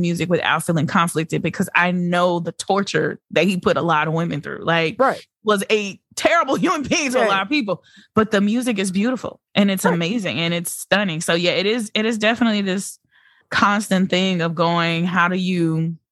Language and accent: English; Louisiana, United States; we went to school in New Orleans and I'm from Louisiana.